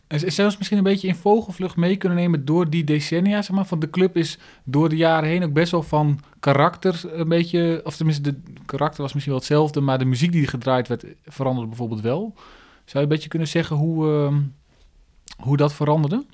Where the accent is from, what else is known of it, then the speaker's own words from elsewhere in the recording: Groningen, Netherlands; ik kom dus uit Groningen